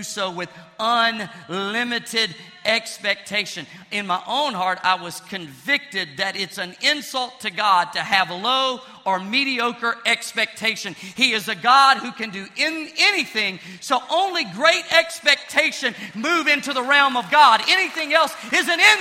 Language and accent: English; Pine Bluff, Arkansas, United States; my hometown, Pine Bluff